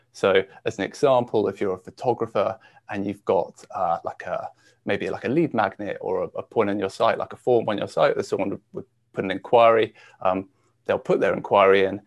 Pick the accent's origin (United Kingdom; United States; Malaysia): United Kingdom; Shropshire, West Midlands; I grew up in the UK um, and actually a little, uh, well, a county called Shropshire